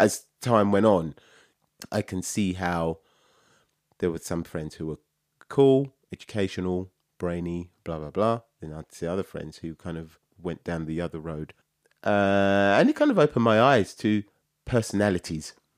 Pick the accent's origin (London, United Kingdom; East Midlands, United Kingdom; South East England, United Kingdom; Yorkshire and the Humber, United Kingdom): London, United Kingdom; I was born in London, in North London. My mum and dad we lived in Islington